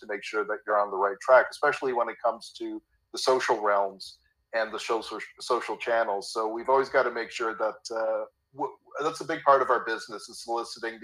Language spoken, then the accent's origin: English; Toronto, Ontario, Canada; I'm born and bred in Toronto. Worked here all my life